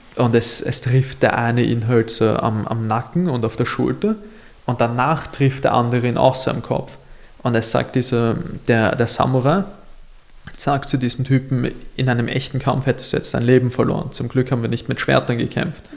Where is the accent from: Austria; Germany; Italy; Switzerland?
Austria; Mauerbach, Lower Austria; ich komme ja aus Mauerbach